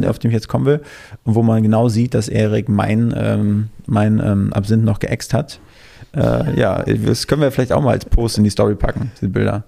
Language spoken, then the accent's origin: German; near Schwerin, Mecklenburg-Vorpommern, Germany; now in Berlin, Germany; Aus der Nähe von Schwerin, aus Mecklenburg-Vorpommern